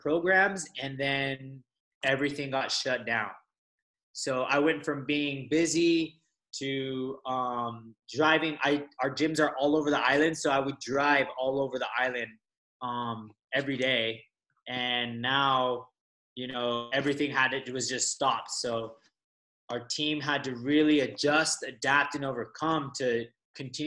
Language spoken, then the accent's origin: English; Las Vegas, Nevada, United States; moved away as an adult; also born or lived in Los Angeles, United States; now in Kauai, United States; I grew up in Las Vegas. So I'm actually, I was born in LA and grew up in Las Vegas